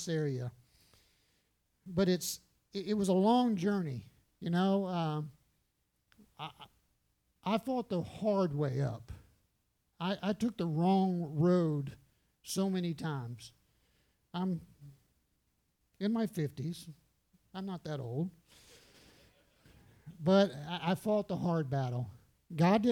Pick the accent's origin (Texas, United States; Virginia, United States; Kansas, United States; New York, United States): Texas, United States; San Antonio; moved away; I'm from San Antonio